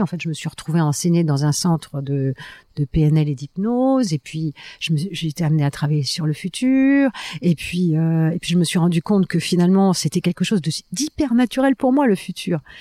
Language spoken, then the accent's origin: French; France; je suis française